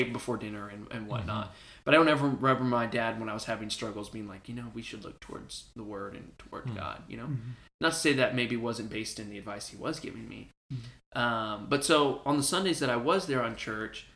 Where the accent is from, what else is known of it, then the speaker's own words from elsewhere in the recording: Houston, Texas, United States; also born or lived in El Paso, Texas; I was born in El Paso, but I was raised in Houston. That's basically where I'm from